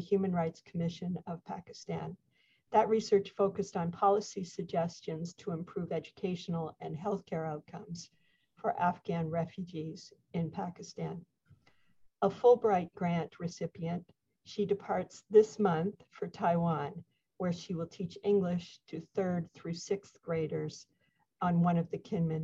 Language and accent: English; Canada; now in United States; As a Canadian living in the United States, one who was unable to visit my home country for more than 20 months during this pandemic